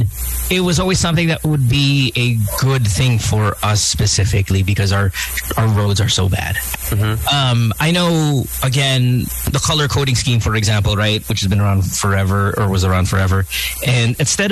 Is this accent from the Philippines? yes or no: yes; Central Luzon, Philippines; Bulacan, my hometown, my home province